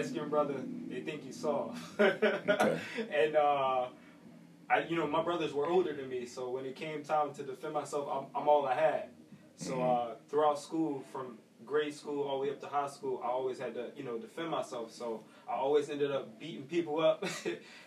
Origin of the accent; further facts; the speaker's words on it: Philadelphia, Pennsylvania, United States; I grew up in West Oak Lane.